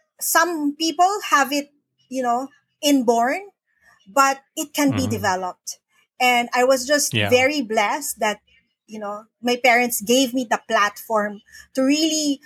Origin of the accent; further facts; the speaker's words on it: Manila, Metro Manila, Philippines; moved away as an adult; now in Cagayan de Oro, Philippines; I am from Manila. I used to live, I was born, raised, lived in Manila my whole life.